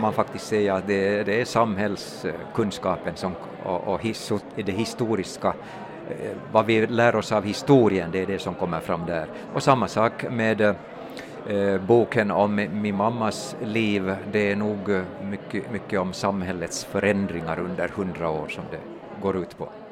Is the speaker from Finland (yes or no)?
yes; Turku, Southwest Finland, Finland; jag är mm, född och uppväxt i Åbo stad